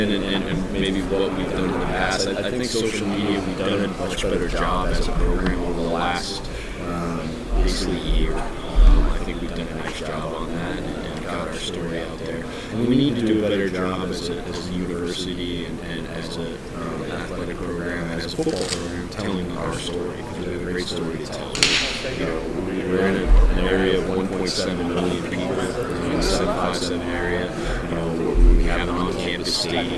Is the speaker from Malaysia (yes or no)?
no; Colorado, United States; moved away; I'm from Colorado, and when I grew up, the Rockies weren't around yet.